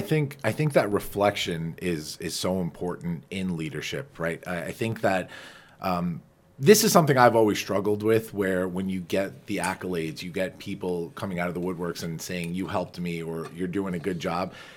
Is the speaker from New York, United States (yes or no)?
yes; Farmingdale, New York, United States; also born or lived in Flushing, New York; we're both Dailers, Jennifer